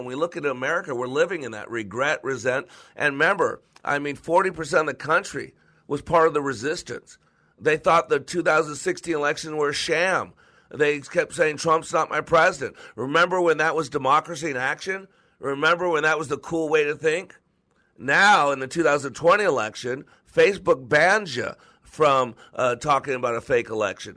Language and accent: English; Las Vegas, Nevada, United States; moved away; I grew up in Vegas